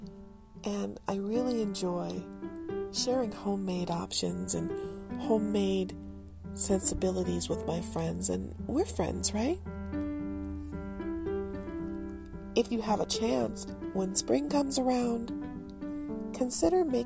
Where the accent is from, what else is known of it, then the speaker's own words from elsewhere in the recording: Detroit, Michigan, United States; I am definitely a child of Detroit